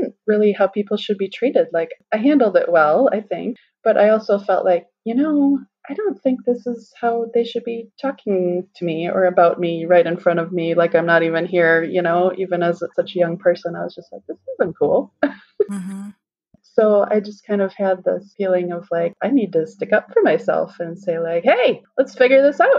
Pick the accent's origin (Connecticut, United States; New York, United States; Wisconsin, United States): Wisconsin, United States; moved away as an adult; also born or lived in South Carolina; I'm from Wisconsin originally and live back in Wisconsin again now